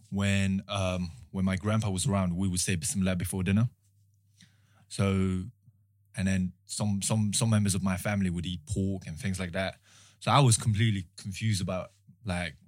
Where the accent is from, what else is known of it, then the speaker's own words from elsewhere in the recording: Mongolia; moved away; I'm from Mongolia. I grew up in a Mongolian household